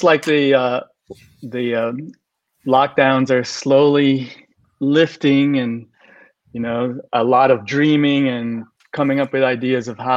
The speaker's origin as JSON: {"language": "English", "region": "Southern California", "country": "United States", "tie": "born or raised there", "said": "I grew up in Southern California"}